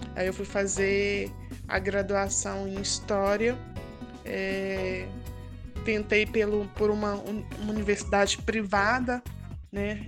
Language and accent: Portuguese; Belo Horizonte, Minas Gerais, Brazil; do Novo Glória, bairro de onde eu nasci, do bairro Novo Glória